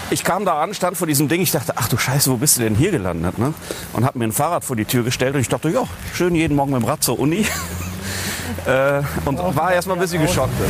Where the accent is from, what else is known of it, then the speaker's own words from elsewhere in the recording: North Rhine-Westphalia, Germany; Nein, ich komme ja aus dem Bergischen Land und der Kölner Karneval reicht bis dahin.